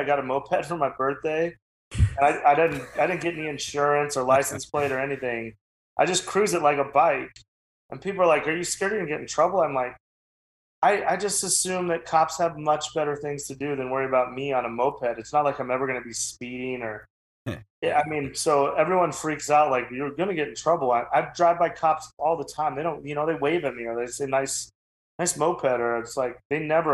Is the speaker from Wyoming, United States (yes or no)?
yes; Wyoming, United States; I'm from Wyoming.